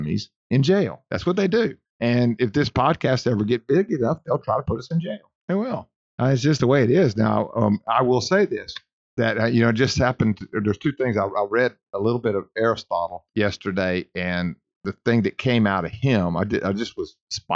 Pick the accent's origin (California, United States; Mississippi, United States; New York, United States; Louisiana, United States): Louisiana, United States; Ruston; I'm from Ruston